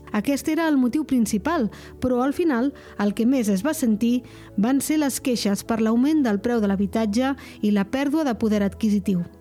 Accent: Andorra; Tinc 26 anys i sóc andorrà de tota la vida i visco amb la meva parella en un pis de lloguer

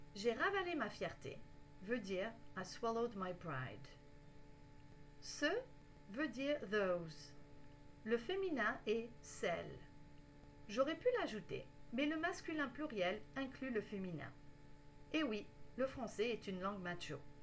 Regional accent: Canada; je suis canadienne

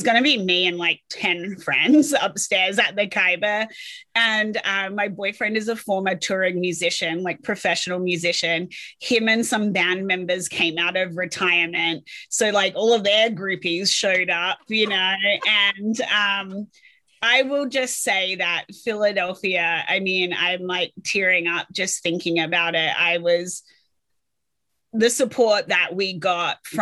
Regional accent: Adelaide, South Australia, Australia; moved away as an adult; now in United States; I'm from Adelaide, South Australia

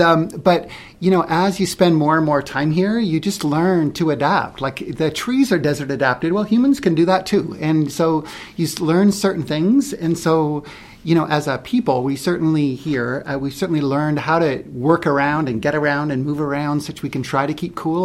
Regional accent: Vancouver, British Columbia, Canada; moved away as an adult; now in Phoenix, United States; I was originally from Vancouver, Canada, born and raised

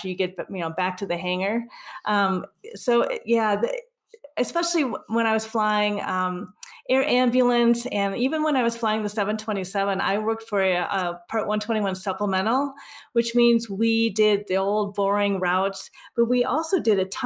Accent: Minnesota, United States; now in Colorado, United States; I'm originally from Minnesota

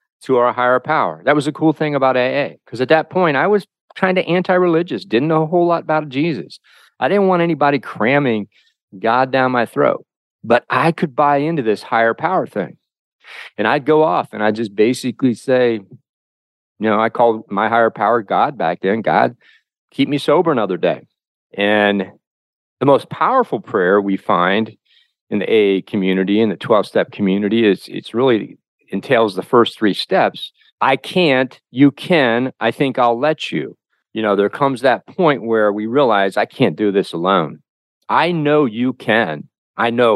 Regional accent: Covington, Ohio, United States; my hometown of Covington, Ohio

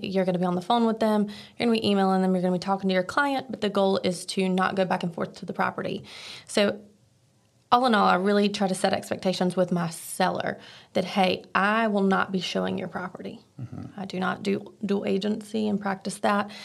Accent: Archdale, North Carolina, United States; I am from Archdale, North Carolina

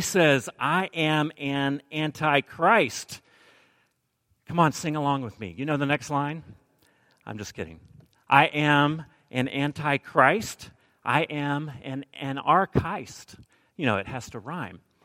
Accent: Alabama, United States; moved away; I'm from Alabama

